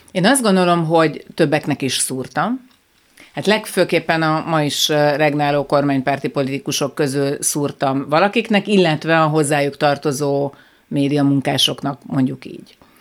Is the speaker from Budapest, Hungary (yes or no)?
yes; Budapest, Hungary; Én, én Újpesten nőttem föl, a tíz emeletes lakótelepi ház nyolcadik emeletén